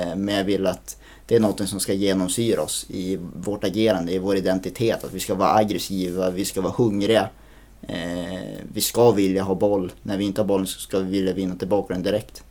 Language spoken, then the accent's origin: Swedish; Skellefteå, Västerbotten County, Sweden; jag är född och uppvuxen på, på Norrvalla.